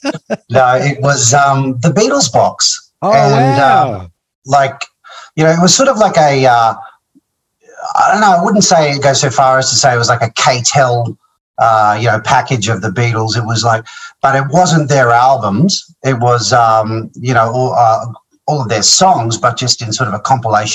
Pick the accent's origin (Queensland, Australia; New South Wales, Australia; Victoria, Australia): Queensland, Australia; Mackay; also born or lived in Brisbane; I'm originally from Mackay in North Queensland, or sort of central North Queensland sort of thing. I came to Brizzy when I was around 11.